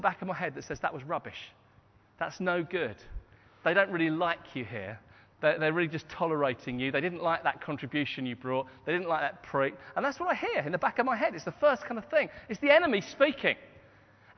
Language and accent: English; Hastings, South East England, United Kingdom; My hometown is Hastings, and Anne and I grew up in Hastings